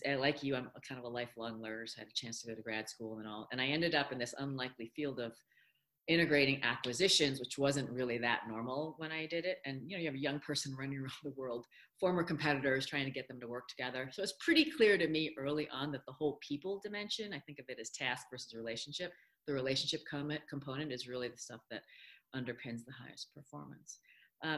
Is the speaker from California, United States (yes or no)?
no; upstate New York, United States; English is a second language; I did not speak English until I was five. And it was pretty traumatizing going to school in upstate New York